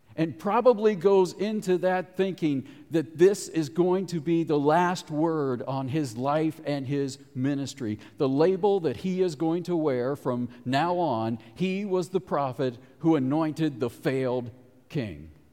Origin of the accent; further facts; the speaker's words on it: Cincinnati, Ohio, United States; moved away; I grew up in Cincinnati